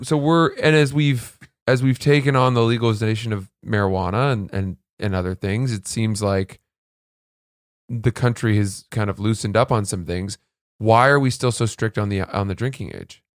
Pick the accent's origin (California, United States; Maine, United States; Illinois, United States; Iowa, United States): Maine, United States; Freeport; I grew up in Maine